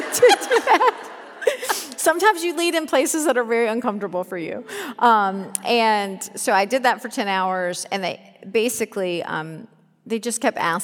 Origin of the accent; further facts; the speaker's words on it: Raleigh, North Carolina, United States; also born or lived in Chapel Hill, North Carolina; I grew up in Raleigh, North Carolina, just next door